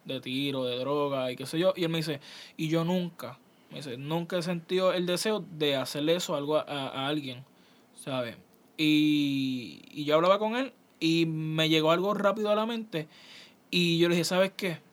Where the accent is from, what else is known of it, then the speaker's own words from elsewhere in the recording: San Lorenzo, Puerto Rico; yo soy de San Lorenzo, Puerto Rico. San Lorenzo es un, un pueblo de Puerto Rico